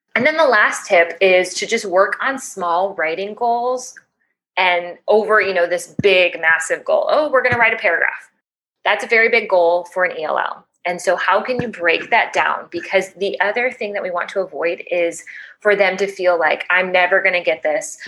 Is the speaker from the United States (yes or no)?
yes; Chicago, Illinois, United States; moved away as an adult; now in Panama City, Panama; I am originally from Chicago